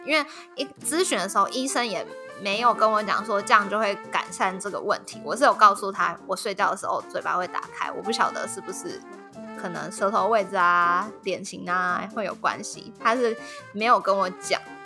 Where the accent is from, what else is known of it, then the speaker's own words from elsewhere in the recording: Taiwan; 我们台湾人口